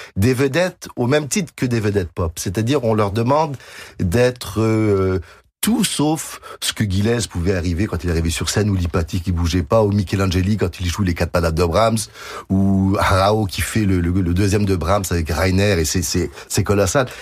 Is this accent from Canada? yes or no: yes; Quebec, Canada; accent: Québécois; also born or lived in France; Je suis né en France, de parents français, arrivé au Québec. Le Québec m'a tout donné.